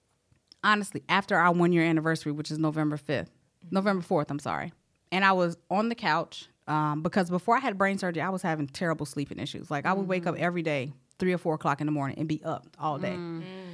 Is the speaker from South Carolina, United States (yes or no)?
yes; South Carolina, United States; I'm from South Carolina.